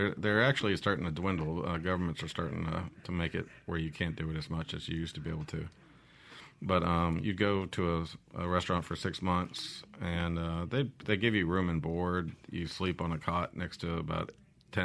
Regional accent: Monroe, Louisiana, United States; moved away as an adult; also born or lived in Hawaii; now in Mississippi, United States; I'm from Hawaii, and I moved to Monroe when I was 7, and I left when I was 18 to join the military

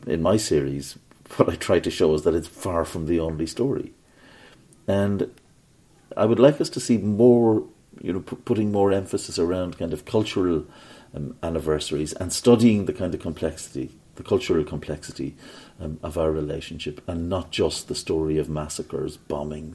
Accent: Ireland; when I was growing up in Ireland

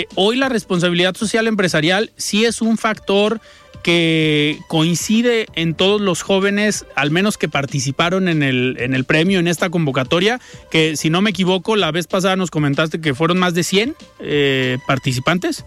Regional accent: Mexico

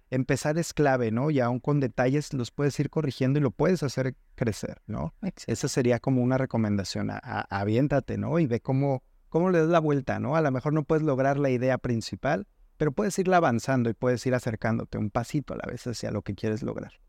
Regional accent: Mexico City, Mexico; moved away as an adult; now in Guadalajara, Mexico; Yo soy originario de la Ciudad de México

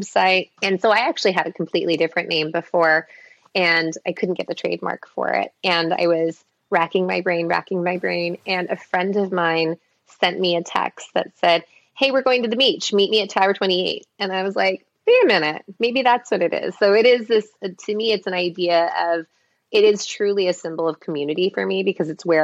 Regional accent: Los Angeles, California, United States; also born or lived in Minnesota; my parents immigrated from Taiwan, I was born in Minnesota, I grew up in Los Angeles, but inland Los Angeles

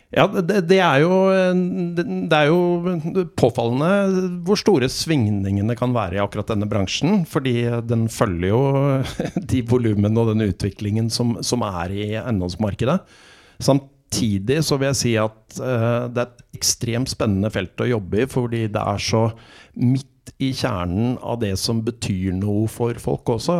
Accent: Oslo, Norway; also born or lived in Mozambique; Jeg vokste opp i Oslo, og så har jeg hatt et par opphold i Afrika. I Mosambik i Afrika i eh, oppveksten

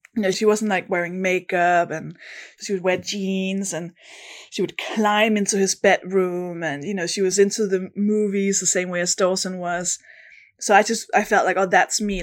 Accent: Denmark; accent: Danish; English is a second language; moved away as an adult; now in London, United Kingdom; I am from Denmark. That's the accent, the weird accent you can hear. But I've lived in London, in the U K for about I mean, almost a decade

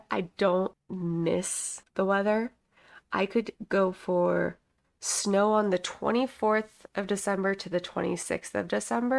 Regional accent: Midwest, United States; also born or lived in Kansas; now in Florida, United States; And I'm the one from the Midwest.

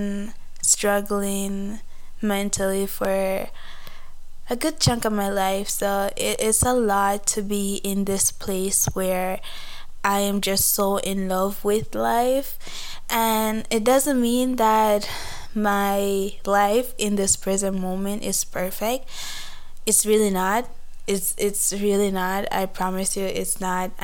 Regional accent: Jamaica; moved away as an adult; now in Canada; I am a Jamaican born and raised, but I've been here in Canada for like 3 years

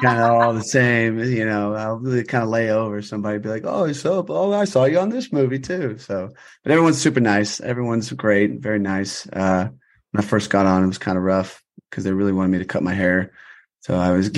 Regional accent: Austin, Texas, United States; now in Los Angeles, United States; I'm from Austin, Texas

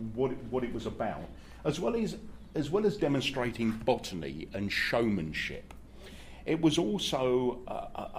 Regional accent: London, United Kingdom; I grew up in the leafy suburbs of Battersea. My local park was Battersea Park.

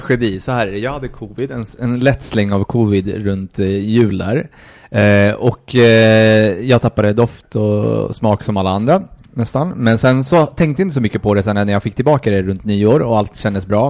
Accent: Colombia; moved away; jag är från Colombia

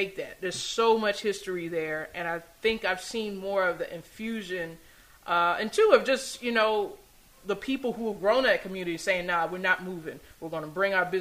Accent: Atlanta, Georgia, United States; growing up in Atlanta

